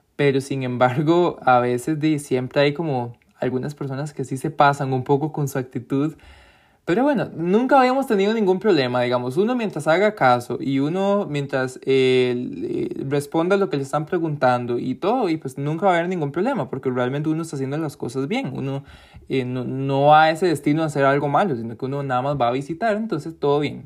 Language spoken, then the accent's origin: Spanish; Costa Rica; yo soy de Costa Rica.